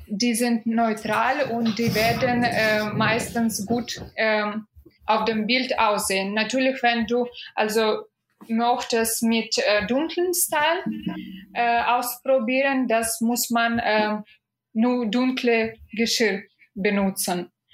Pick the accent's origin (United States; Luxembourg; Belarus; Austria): Belarus; Minsk; German is a second language; moved away as an adult; now in Germany; ich bin aus Minsk